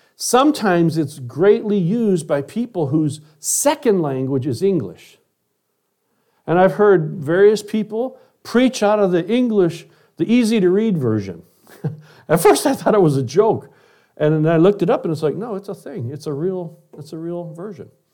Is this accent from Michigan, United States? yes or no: yes; Detroit, Michigan, United States; When I was a kid, I grew up in Detroit, Michigan